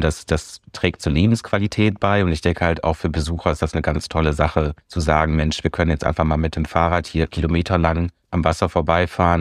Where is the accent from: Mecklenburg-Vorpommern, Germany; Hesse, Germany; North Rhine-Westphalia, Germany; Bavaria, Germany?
North Rhine-Westphalia, Germany; Münsterland; moved away as an adult; now in San Francisco, United States; Ich komme aus dem Münsterland, das ist richtig. Ja, ich komme wirklich aus einer ganz ländlichen, aber schönen Gegend. Äh, ja, bin, bin ganz äh, in, im, im Kleinstadt, in einer Kleinstadt groß geworden, aufgewachsen da zur Schule gegangen